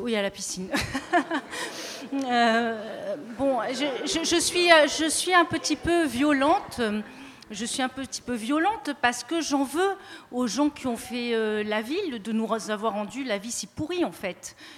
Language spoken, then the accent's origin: French; Marseille, Provence-Alpes-Côte d'Azur, France; j'ai toujours été à Marseille malgré mon accent